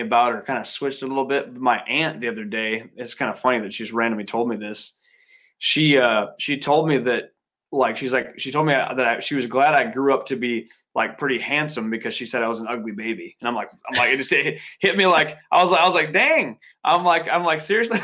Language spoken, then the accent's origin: English; Viroqua, Wisconsin, United States; I grew up in Wisconsin